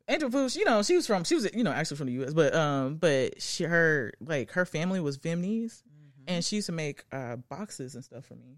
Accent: Arlington, Tennessee, United States; I'm from the outskirts of Memphis. Um, I grew up in Arlington

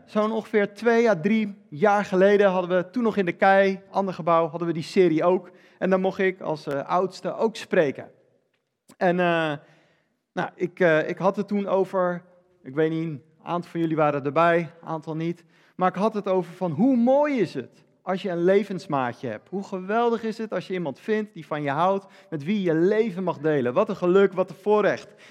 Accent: Netherlands; ik ben Nederlander

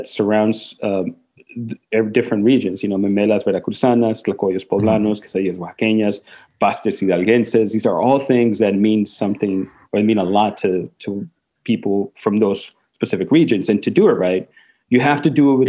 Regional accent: Mexico; first language Spanish; English is a second language; now in Portland, United States; I grew up in Mexico, and my parents are both Mexican. It's mi primera lengua

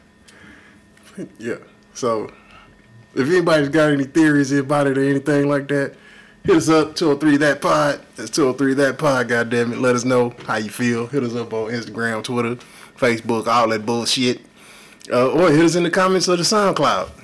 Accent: Houston, Texas, United States; I love Houston. I'm from Houston

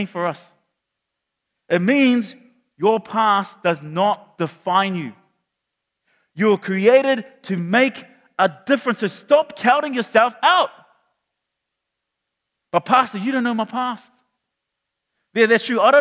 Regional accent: Auckland, New Zealand; moved away as an adult; now in Hamilton, New Zealand; we're from Mangere

